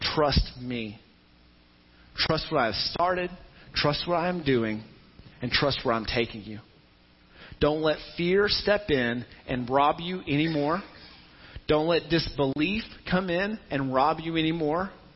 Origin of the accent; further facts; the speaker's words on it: Tennessee, United States; the church I grew up in in Tennessee